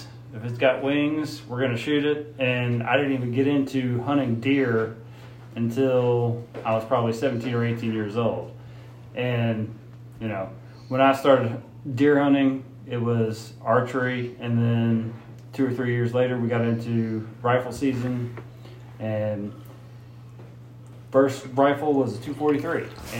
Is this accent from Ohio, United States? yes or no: no; Kentucky, United States; So I grew up in Kentucky, lived there all my whole life.